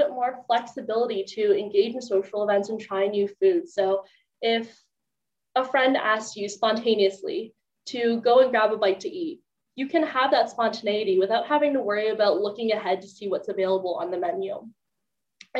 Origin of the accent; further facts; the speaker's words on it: Maryland, United States; I'm from Maryland